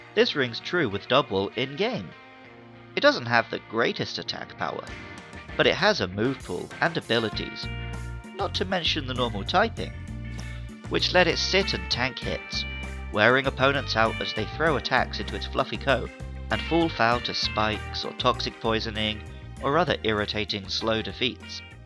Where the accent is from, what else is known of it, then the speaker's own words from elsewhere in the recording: Somerset, South West England, United Kingdom; moved away as an adult; also born or lived in Surrey; Although I was born in Surrey, near London, from the age of five until my mid 20s, I grew up in Somerset